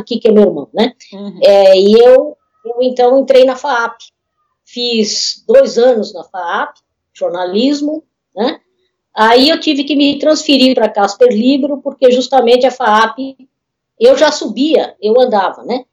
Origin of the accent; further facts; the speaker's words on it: Osasco, São Paulo, Brazil; a gente é, é de Osasco, minha família é de Osasco